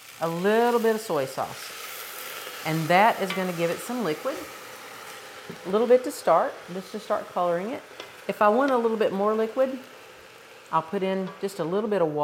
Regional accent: the South, United States; I'm not Irish, but I'm Southern

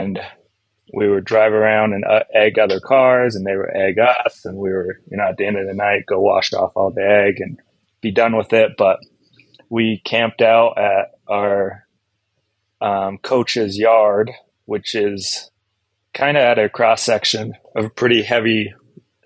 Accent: Grantsville, Utah, United States; also born or lived in West Valley City, Utah; I grew up in Grantsville.

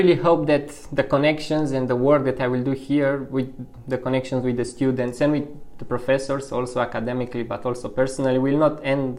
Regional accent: Bucharest, Romania; moved away as an adult; now in Missoula, United States; if I would have to talk about the hometown, the chaos maybe, because Bucharest is a big city

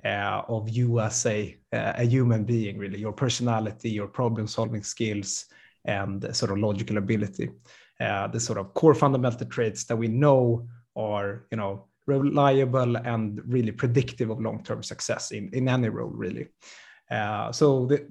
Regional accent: Sweden; born and raised in Sweden

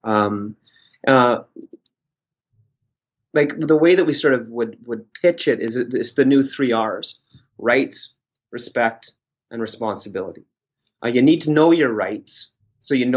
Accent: Canada; Ones like you and I that have been privileged to be from Canada and born and raised in Canada

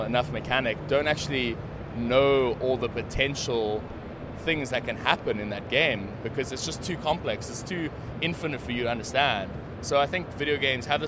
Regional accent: South Africa; I'm South African.

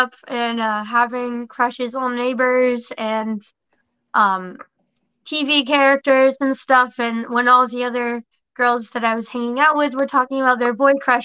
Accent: West Palm Beach, Florida, United States; I grew up here in West Palm, kind of thing, you know, Loxahatchee

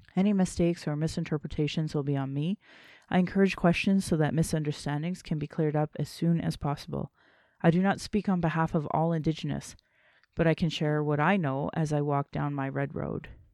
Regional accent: Calgary, Alberta, Canada; I was born in Calgary

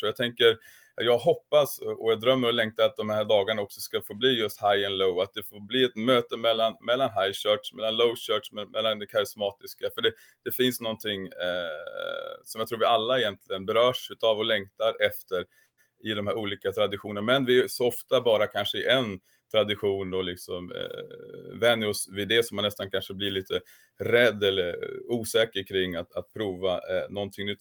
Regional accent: Kramfors, Västernorrland County, Sweden; moved away as an adult; now in Sigtuna, Sweden; jag kommer från Kramfors i grund och botten, uppvuxen i samma församling som Thomas Sjödin

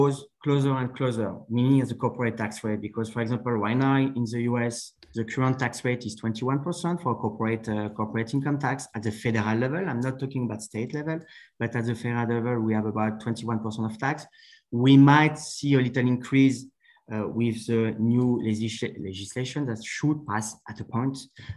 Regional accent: around Paris, Île-de-France, France; English is a second language; moved away as an adult; also born or lived in New York, United States; now in Florida, United States; So I'm from around Paris. So I'm a French. I was born in France like a couple of years ago, and I moved to the US in 2000, actually, end of 1999, beginning of 2000.

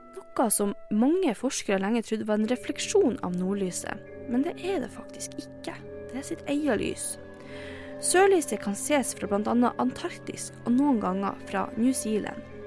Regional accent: Northern Norway, Norway; moved away as an adult; Som nordlending

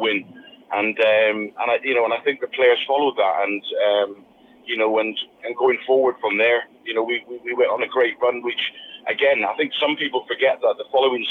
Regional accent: Plymouth, South West England, United Kingdom; Plymouth, which was my hometown club and the club I supported

